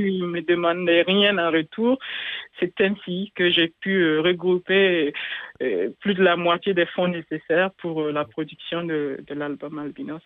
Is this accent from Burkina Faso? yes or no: yes; Burkina Faso; moved away; en langue samo, chez moi au Burkina Faso